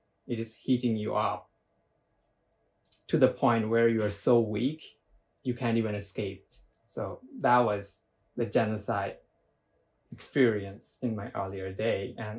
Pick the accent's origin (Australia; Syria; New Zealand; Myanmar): Myanmar; English is a second language; Life in the earlier was, I wouldn't say it was bad or worse